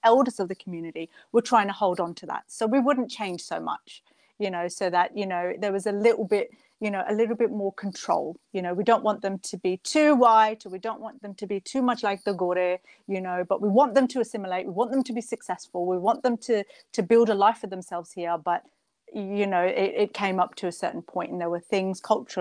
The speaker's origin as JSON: {"language": "English", "country": "Australia", "tie": "born or raised there", "also_born_or_lived": "Edmonton, Canada", "moved": "as an adult", "lives_now": "Birmingham, United Kingdom", "said": "So I grew up in Australia, and I grew up in a beautiful small town on the coast, on the east coast of Australia."}